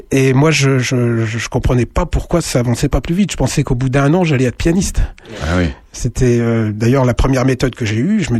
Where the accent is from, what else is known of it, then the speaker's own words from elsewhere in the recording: Sens, Bourgogne-Franche-Comté, France; moi je suis de Sens